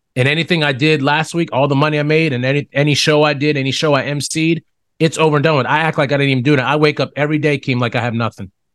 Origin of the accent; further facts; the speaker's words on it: Smithfield, Ohio, United States; now in Orlando, United States; I grew up in Smithfield, Ohio, Steubenville Byway, Smithfield, Ohio Valley, I just say, just say Ohio Valley. Born and raised